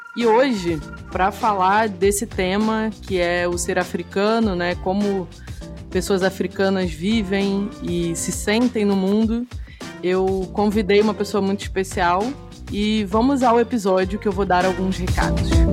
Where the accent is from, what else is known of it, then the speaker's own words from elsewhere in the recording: Brazil; eu sou uma pessoa negra, mas sou brasileira